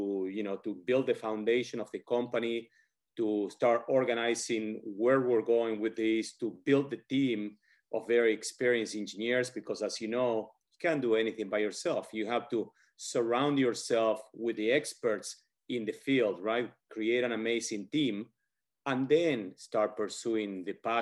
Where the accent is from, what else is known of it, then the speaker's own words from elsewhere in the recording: Argentina; English is a second language; moved away as an adult; now in United States; I was born and raised in Argentina. After I finished high school in Argentina, I moved over to the United States